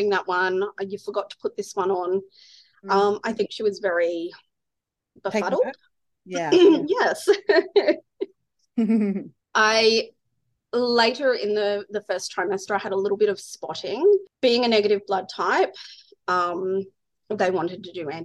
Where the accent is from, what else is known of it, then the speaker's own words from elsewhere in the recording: Ballarat, Victoria, Australia; now in Brisbane, Australia; I'm from Ballarat in Victoria.